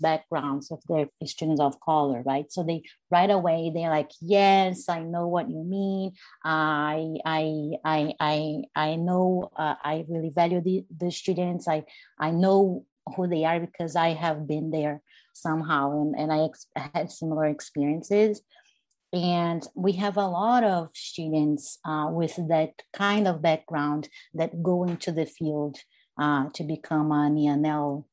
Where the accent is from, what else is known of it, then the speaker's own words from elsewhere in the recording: Brazil; now in United States; I'm from Brazil. I grew up in Brazil. I was born in the US.